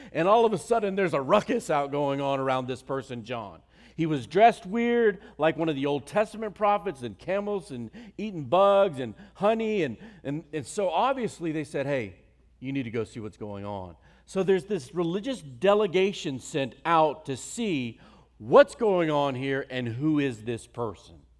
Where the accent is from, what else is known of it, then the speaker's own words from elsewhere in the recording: Virginia, United States; moved away; also born or lived in North Carolina; I grew up in Virginia and went to the University of North Carolina